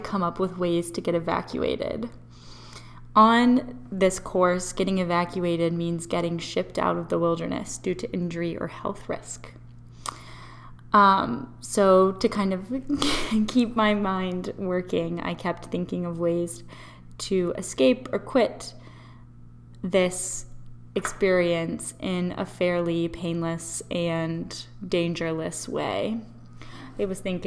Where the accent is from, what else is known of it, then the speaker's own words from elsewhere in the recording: Memphis, Tennessee, United States; moved away as an adult; also born or lived in North Carolina; I'm from Memphis, Tennessee.